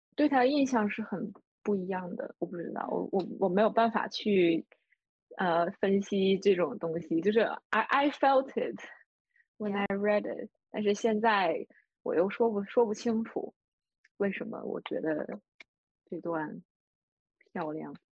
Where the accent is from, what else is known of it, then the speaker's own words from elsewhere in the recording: a steel city in Northeast China, Liaoning, China; 我的老家作为东北的一个钢铁城市